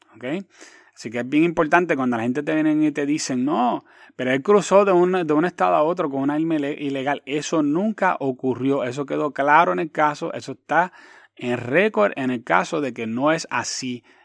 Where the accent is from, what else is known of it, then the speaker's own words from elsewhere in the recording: Quebradillas, Puerto Rico; also born or lived in New York / Hatillo; vine de Nueva York, ella se ubicó en Quebradías y, y, Quebradías es mi hogar y conozco muchísima gente en, en, Quebradías donde todo el mundo me conoce